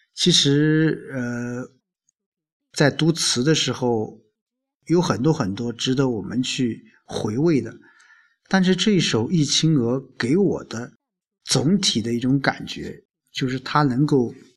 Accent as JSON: {"language": "Chinese", "town": "Lu'an", "region": "Anhui", "country": "China", "tie": "born or raised there", "moved": "yes", "lives_now": "Xuancheng, China", "said": "因为我不是宣城，我老家在陆安"}